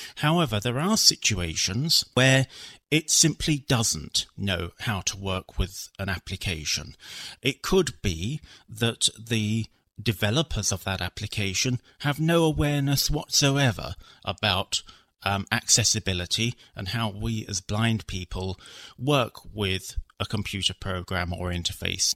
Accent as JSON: {"language": "English", "region": "London", "country": "United Kingdom", "tie": "born or raised there", "said": "I was born in London in the UK"}